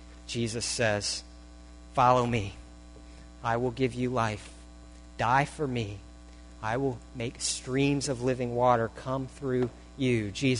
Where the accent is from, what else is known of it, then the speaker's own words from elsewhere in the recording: Syria; I visit a house and I tell them I'm from Syria, that I'm from a Muslim background too